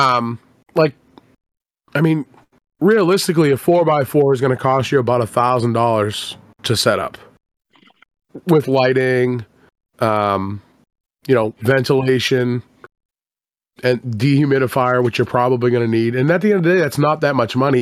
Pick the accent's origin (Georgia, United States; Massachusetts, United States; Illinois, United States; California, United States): Massachusetts, United States; Boston; I'm from Boston